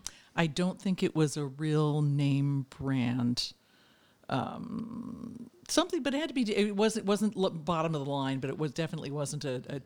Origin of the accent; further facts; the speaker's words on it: Pennsylvania, United States; Part of it in Pennsylvania. I've moved around a lot, but my early years in Pennsylvania outside Philadelphia. But I'm a suburban girl